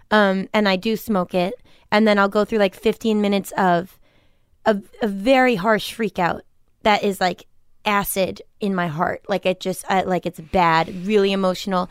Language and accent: English; Milton, Massachusetts, United States; I'm from Milton, Massachusetts